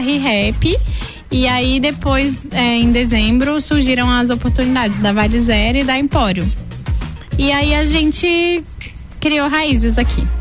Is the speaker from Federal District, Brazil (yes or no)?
yes; Brasília, Federal District, Brazil; moved away as an adult; now in Lages, Brazil; eu sou de Brasília, como dizem, né, lá de cima